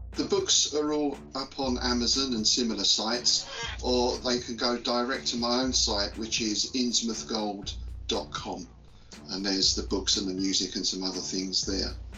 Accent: London, United Kingdom; now in Bedfordshire, United Kingdom; I'm from London originally, though le- these days I live more out in sort of rural area of uh, Bedfordshire.

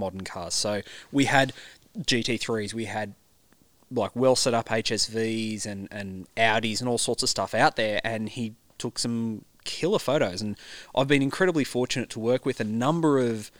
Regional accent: Central Coast, New South Wales, Australia; I grew up on the Central Coast in the 80s and 90s

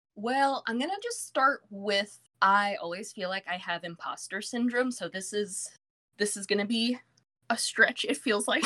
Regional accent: Virginia Beach, Virginia, United States; also born or lived in New York; I have lived in Virginia Beach for the majority of my life

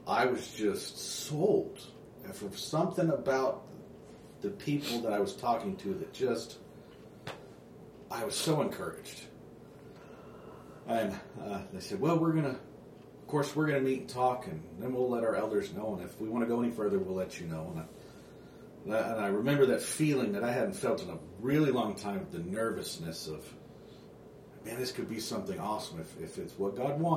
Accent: Oklahoma City, Oklahoma, United States; also born or lived in Texas / Rock Springs; now in Canton, United States; I was born in Oklahoma City. I have a lot of family here in Oklahoma still

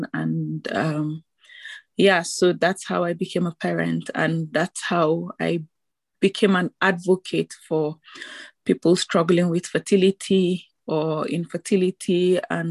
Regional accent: Nigeria; now in Belgium; I'm a Nigerian, and I'm currently based in Belgium

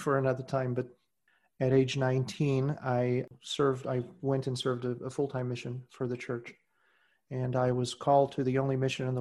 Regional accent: southern Portugal, Portugal; first language Portuguese; English is a second language; moved away as an adult; now in United States; I was born and raised in southern Portugal

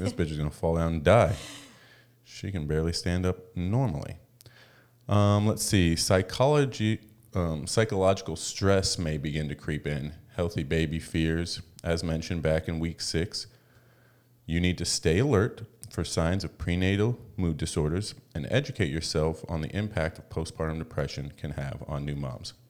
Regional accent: United States; moved away; also born or lived in Vancouver; we're American

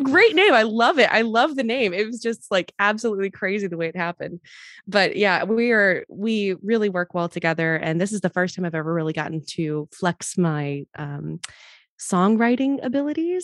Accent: Mobile, Alabama, United States; I grew up in Mobile, Alabama.

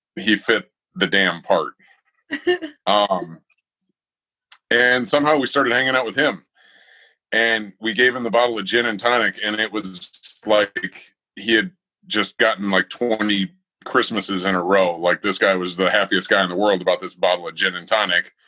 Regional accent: Iowa, United States; I was uh, born and raised in Iowa

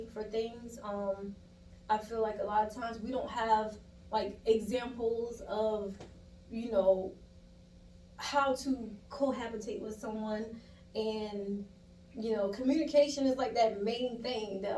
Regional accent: Moncks Corner, South Carolina, United States; moved away as an adult; I am from South Carolina, a small little town called Monk's Corner, South Carolina

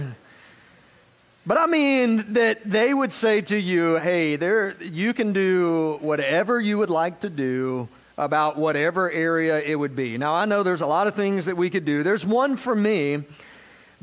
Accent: South Georgia, United States; now in Florida, United States; I grew up in South Georgia, so I learned to drive in the sticks of South Georgia

